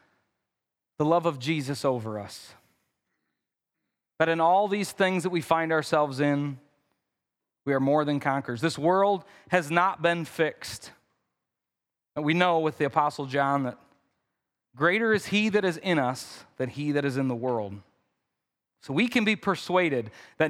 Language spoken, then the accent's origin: English; Midwest, United States; I'm from the Midwest. I say things like root.